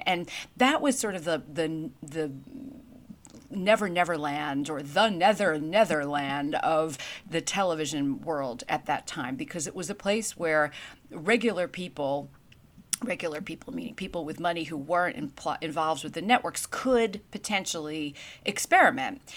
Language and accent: English; New York City, New York, United States; moved away as an adult; also born or lived in North Carolina; growing up in Brooklyn, New York, I was an aspiring journalist